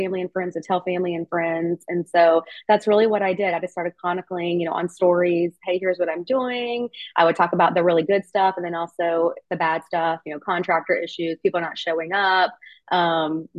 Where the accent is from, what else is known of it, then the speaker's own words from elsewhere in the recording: Kentucky, United States; now in Nashville, United States; I'm from Kentucky originally, not far from here.